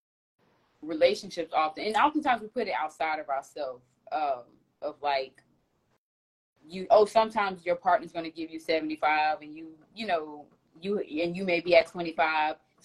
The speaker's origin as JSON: {"language": "English", "region": "Florida", "country": "United States", "also_born_or_lived": "New York", "moved": "as an adult", "said": "Even though I'm from Florida, I've been gone for almost 9 years"}